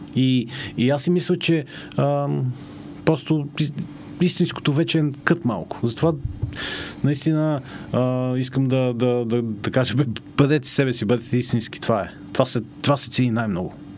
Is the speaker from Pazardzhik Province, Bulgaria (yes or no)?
yes; Panagyurishte, Pazardzhik Province, Bulgaria; moved away; аз съм израснал в Панагюрище